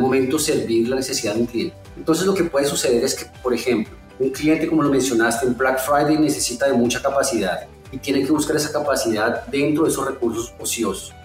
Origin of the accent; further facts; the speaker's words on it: Colombia; now in São Paulo, Brazil; A pesar de estar en Brasil, yo soy colombiano